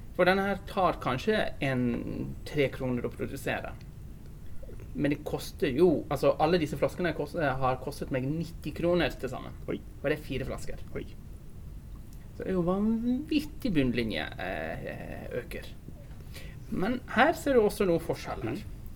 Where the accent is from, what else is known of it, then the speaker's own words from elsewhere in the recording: Bergen, Vestland, Norway; jeg kommer fra Bergen